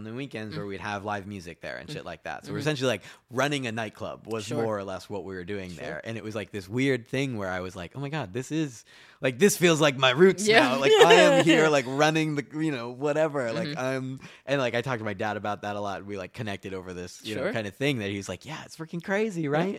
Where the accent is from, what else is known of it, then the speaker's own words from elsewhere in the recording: Massachusetts, United States; oh, I'm from Cape Cod, and they're like, oh, that's cool.